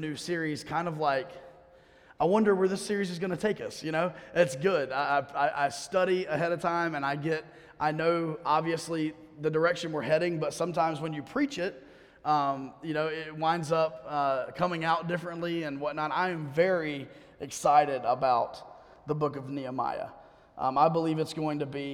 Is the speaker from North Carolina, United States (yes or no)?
yes; Durham, North Carolina, United States; also born or lived in Greenville; I was born in Greenville. Moved here when I was 4 months old, so I think I get a pass to say I was born and raised in Durham